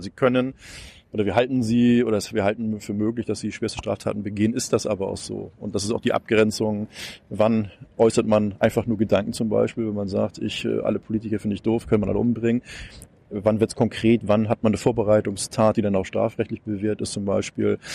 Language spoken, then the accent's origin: German; Hamburg, Germany; das sage ich jetzt mal als Hamburger